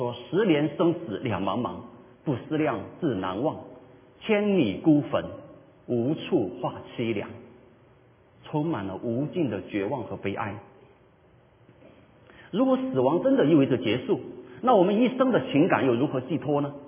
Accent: China; 我们中国人不喜欢谈这个问题。

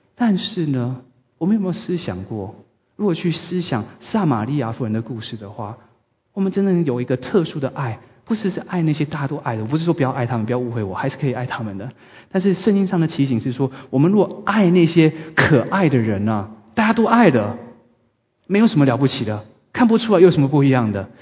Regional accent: Taiwan; 我记得我在长大的时候有一个故事是在台湾发生的

